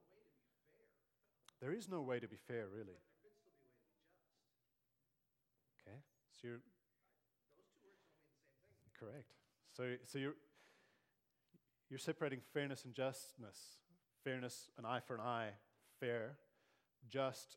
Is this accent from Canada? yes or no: no; South Africa; growing up in South Africa in the 80s and early 90s